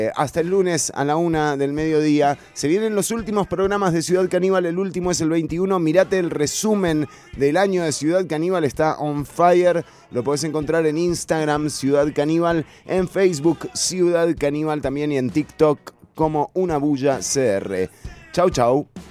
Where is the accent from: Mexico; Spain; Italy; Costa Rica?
Costa Rica; San José; Yo me crié en Pavas, en Santa Catalina